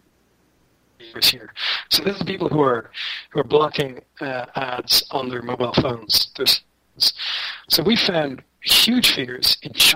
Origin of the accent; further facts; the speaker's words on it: Ireland; Speaking as an Irishman